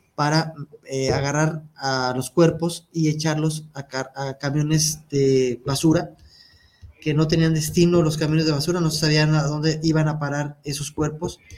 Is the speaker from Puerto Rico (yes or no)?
no; Mexico; De nosotros como mexicanos, y me incluyo, como mexicano que soy